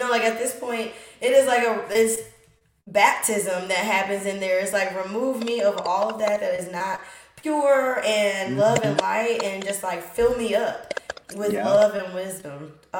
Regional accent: Kentucky, United States; also born or lived in Indianapolis; I'm from Kentucky, have lived in Indianapolis the majority of my life. So I never grew up by the ocean.

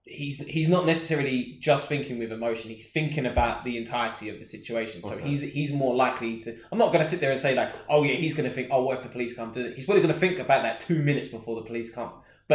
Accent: United Kingdom; As the British public

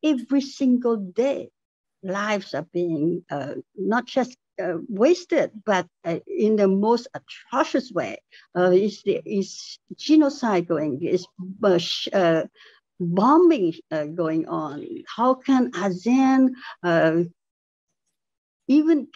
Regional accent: Cambodia; moved away; I come from Cambodia. There was a spillover of refugees from Cambodia during the genocide years from 75 to 79 in Cambodia. I'm part of the refugee populations that from that crisis

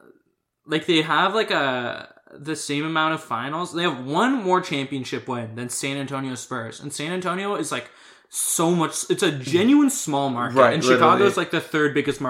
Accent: Canada; But we don't really get big market because we're from Canada, so we don't get that kind of stuff.

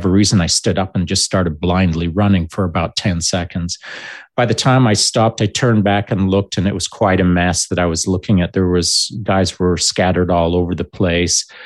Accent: Grande Cache, Alberta, Canada; I was lucky that when I was growing up in Grande Cache, my dad had um, not insisted, but encouraged me

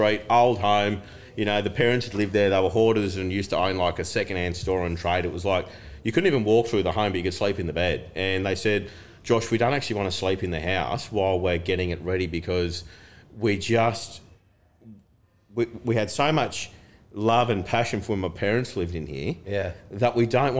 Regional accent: Broadbeach Waters, Queensland, Australia; I grew up in Broadbeach Waters, that's all I know. I went to the local school there

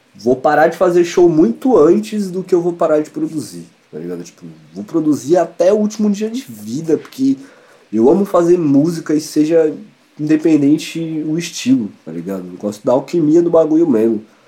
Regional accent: Espírito Santo, Brazil; now in São Paulo, Brazil; Eu sou do Espírito Santo, sou capixaba

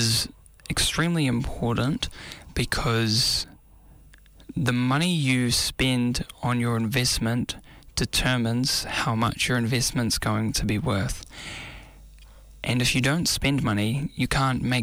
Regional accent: Auckland, New Zealand; Growing up in South Auckland and now relocated to Central Auckland

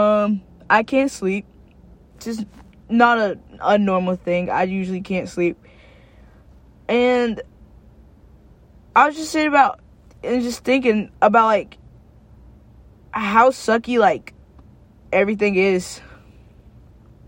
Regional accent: Knoxville, Tennessee, United States; moved away as an adult; also born or lived in Cookeville, Tennessee; I'm from Knoxville, but, like, I don't know anyone in Knoxville, really, except my family nowadays.

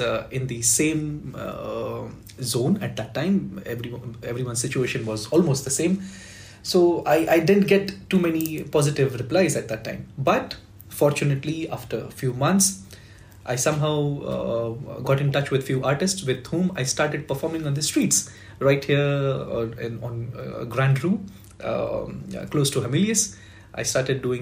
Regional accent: India; first language Marathi; English is a second language; now in Luxembourg

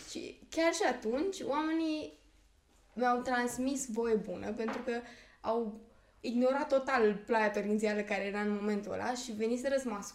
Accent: Perieți, Ialomița County, Romania; Eu nu sunt exact din Slobozia, sunt din Perieți.

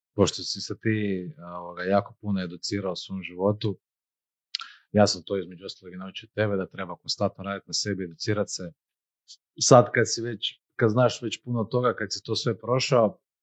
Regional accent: Croatia; mi kao Hrvati

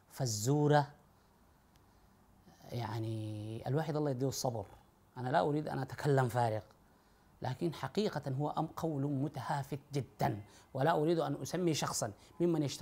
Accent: Sudan; تحبس وتلبس الابيض وتمنع من الطيب وتنوم على السباتة على الأقل هذا عندنا في السودان بتنوم على الأرض

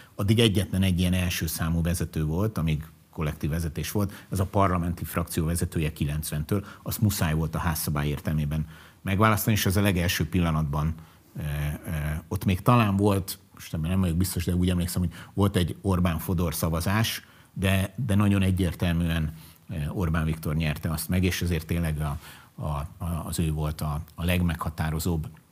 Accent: Budapest, Hungary; sose laktam angyalföldön, de angyalföldi srác vagyok, bölcsödétől kezdve gimnázium végéig mindig oda jártam oktatási intézménybe

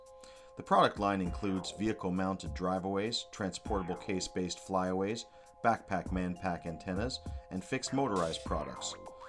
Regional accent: Canada; We have a strong kinship, you know, me being a Canadian Jew and them being Mexicans living in the States, living in Mexico.

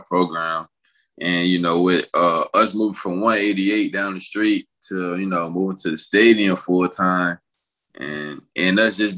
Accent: North Carolina, United States; also born or lived in Lawrenceville, Georgia; now in Atlanta, United States; I'm originally from Green Rivers, North Carolina, but I graduated at Mountain View High School in Lawrenceville

